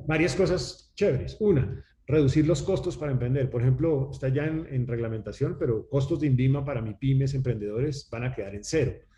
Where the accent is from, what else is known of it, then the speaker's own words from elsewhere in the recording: Colombia; los colombianos somos